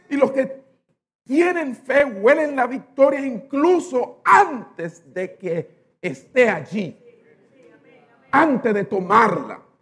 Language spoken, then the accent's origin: Spanish; New York, United States; born there; Y nací en Estados Unidos, nací en Nueva York.